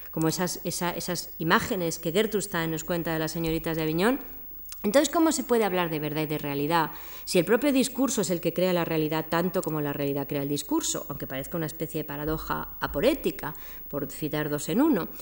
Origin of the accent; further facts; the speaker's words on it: Madrid, Community of Madrid, Spain; yo soy un aborigen de Madrid, yo soy indígena de esta ciudad